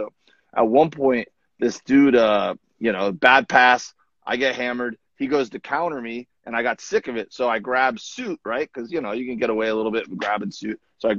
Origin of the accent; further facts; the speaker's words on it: Florida, United States; now in California, United States; I grew up in Florida